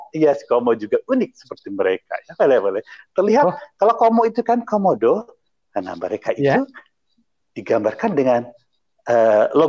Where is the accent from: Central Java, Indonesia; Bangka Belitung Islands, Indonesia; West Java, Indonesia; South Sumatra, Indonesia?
Central Java, Indonesia; Klaten; karena kami sama-sama dari uh, saya dari Klaten, Jawa Tengah